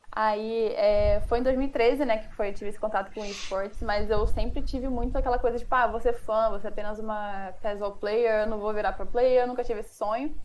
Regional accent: Rio de Janeiro, Brazil; eu sou carioca

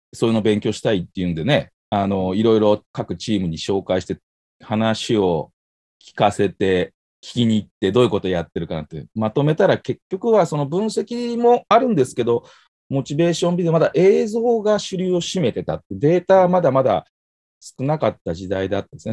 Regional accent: Tokai, Japan; 地元の東海リーグ

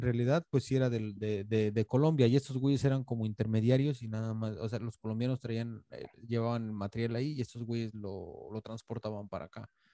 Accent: Mexico City, Mexico; yo crecí en Iztapalapa

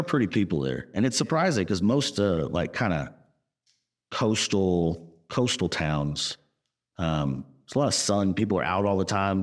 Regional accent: Texas, United States; Laser and I are from the South. We're from Texas

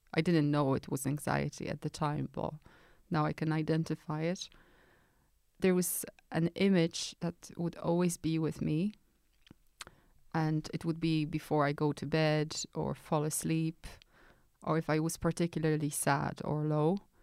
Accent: Poland; moved away; I grew up in Poland in nineteen eighties.

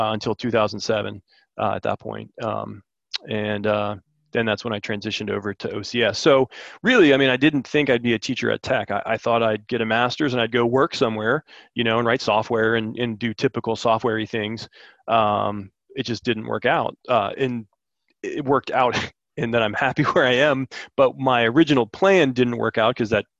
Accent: Maryland, United States; moved away as an adult; now in Blacksburg, United States; I'm from Maryland originally

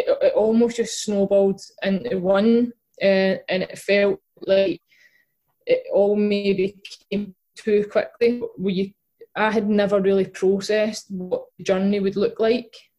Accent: Glasgow, Scotland, United Kingdom; I grew up in East End of Glasgow

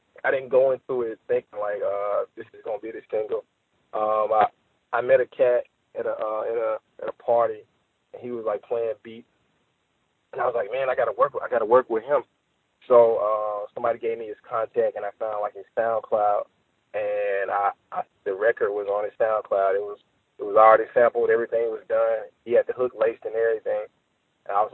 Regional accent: Jackson, Mississippi, United States; I'm from Jackson, Mississippi

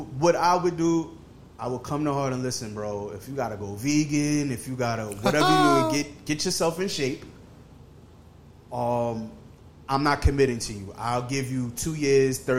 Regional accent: New York, United States; I'm from New York

